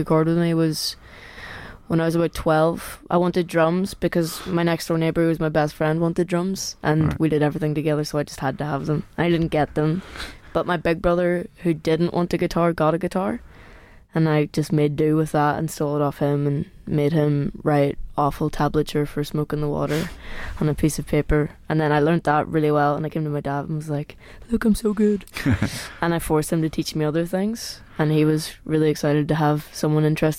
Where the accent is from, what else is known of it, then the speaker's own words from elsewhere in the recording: Derry, Northern Ireland, United Kingdom; moved away; also born or lived in Belfast / Lisburn / Manchester / London; My earliest memories growing up, probably actually they weren't in Derry. I was born in Belfast